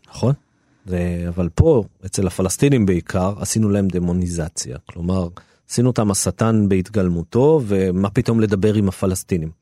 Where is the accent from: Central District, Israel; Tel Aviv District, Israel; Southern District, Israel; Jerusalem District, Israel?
Jerusalem District, Israel; Jerusalem; כי אני נולדתי שם וגדלתי שם וזה היה הבית שלי